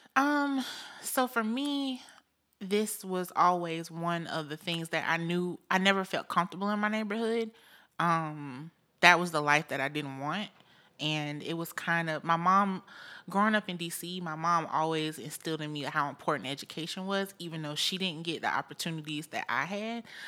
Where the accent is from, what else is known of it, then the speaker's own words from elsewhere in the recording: Augusta, Georgia, United States; moved away as an adult; now in Columbia, United States; I am a Georgia girl, born and raised in the Augusta, Georgia area.